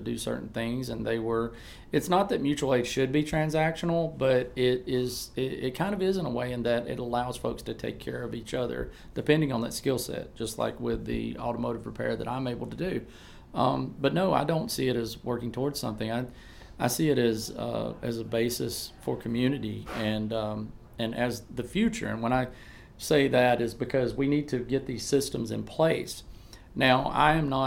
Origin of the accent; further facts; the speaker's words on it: Auburn, Alabama, United States; I'm from Auburn, Alabama